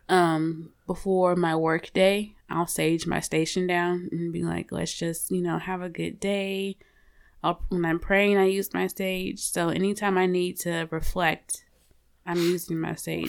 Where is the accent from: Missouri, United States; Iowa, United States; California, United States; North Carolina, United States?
Missouri, United States; St. Louis; moved away; I'm from Saint Louis originally